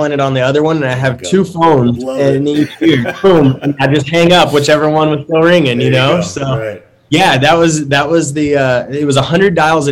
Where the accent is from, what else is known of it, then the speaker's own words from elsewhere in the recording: Dallas, Texas, United States; I was born and raised in Dallas